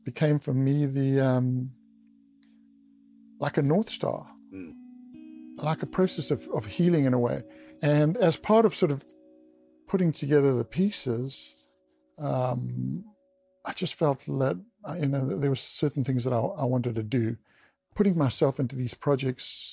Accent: Durban, KwaZulu-Natal, South Africa; just north of Durban, where I grew up on the East Coast

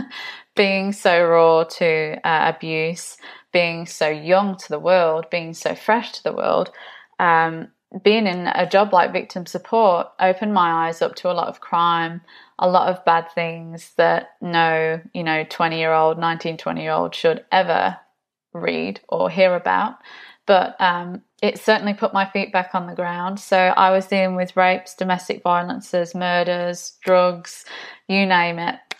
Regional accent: Nottinghamshire, East Midlands, United Kingdom; accent: English; moved away; I'm originally from the U K, Nottinghamshire

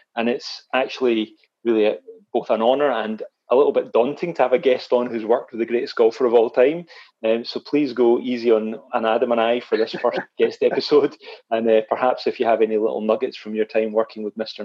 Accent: Scotland, United Kingdom; also born or lived in Glasgow; I actually regarded myself as a Scottish

